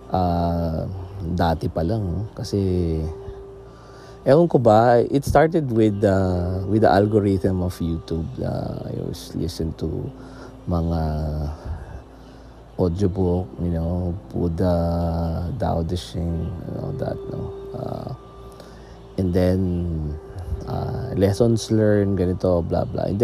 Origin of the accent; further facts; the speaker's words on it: Philippines; sa amin sa Philippines, dito sa Philippines sa atin, no?